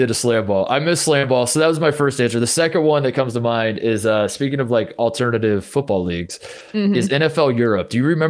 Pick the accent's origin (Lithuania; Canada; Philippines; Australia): Australia; Melbourne, Victoria; Melbourne. I'm from Melbourne.